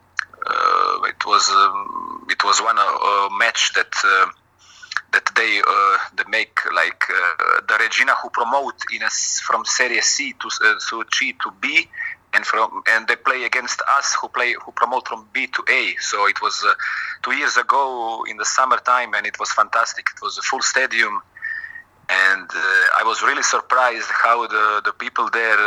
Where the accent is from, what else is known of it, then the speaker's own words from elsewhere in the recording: Šibenik, Šibenik-Knin County, Croatia; English is a second language; moved away as an adult; also born or lived in Split, Croatia / Italy / China; now in Salzburg, Austria; in my hometown, in Šibenik